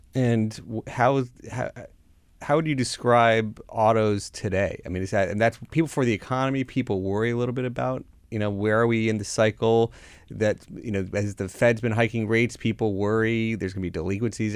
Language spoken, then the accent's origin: English; Florida, United States; I grew up down in Florida